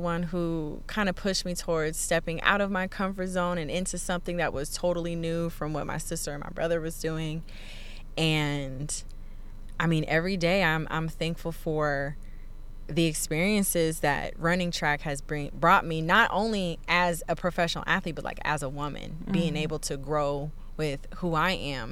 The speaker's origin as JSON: {"language": "English", "region": "Indiana", "country": "United States", "tie": "born or raised there", "moved": "yes", "lives_now": "Texas, United States", "said": "I grew up in Indiana"}